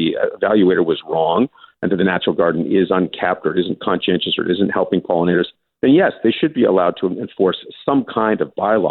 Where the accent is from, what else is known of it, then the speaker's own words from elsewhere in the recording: Scotland, United Kingdom; I'm Scottish.